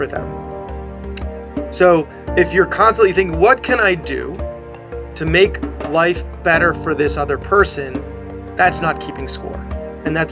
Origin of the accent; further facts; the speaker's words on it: Long Island, New York, United States; also born or lived in Queens, New York; we live on Long Island, which is where I grew up